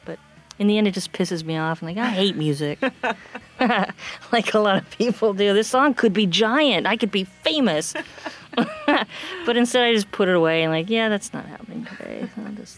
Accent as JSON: {"language": "English", "town": "Seattle", "region": "Washington", "country": "United States", "tie": "born or raised there", "moved": "as an adult", "lives_now": "Maine, United States", "said": "I was born and raised in Seattle"}